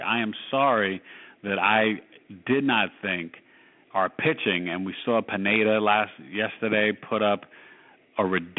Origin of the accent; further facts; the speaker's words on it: New York City, New York, United States; My favorite team from my hometown, the team that I grew up idolizing